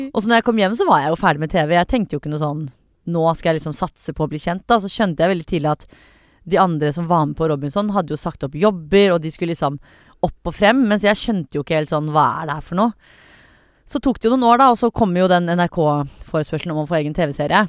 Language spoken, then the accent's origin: Norwegian; Norway; jeg er norsk